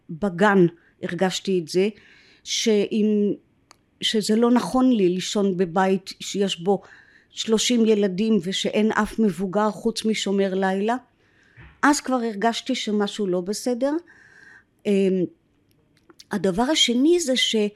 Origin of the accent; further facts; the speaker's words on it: Jerusalem, Jerusalem District, Israel; born there; אז הסבירו לי שאז בגלל שבית חולים עוד לא היה קיים היו כל מיני אה, מרפאות קטנות בדירות בירושלים ששם הנשים היו יול